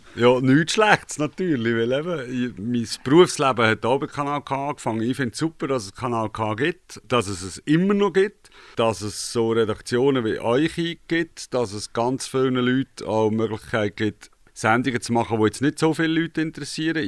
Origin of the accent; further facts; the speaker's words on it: Gontenschwil, Aargau, Switzerland; now in Aarau, Switzerland; Ich bin tatsächlich im Aargau aufgewachsen, und zwar zu Gundischwil im Wienertal. Und heute wohne ich in Zarau.